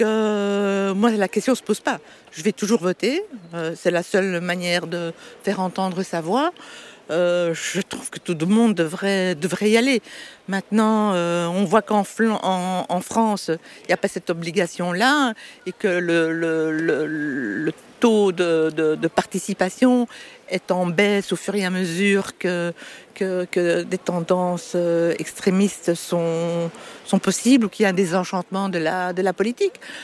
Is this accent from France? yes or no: no; Brussels, Brussels-Capital Region, Belgium; je suis bruxelloise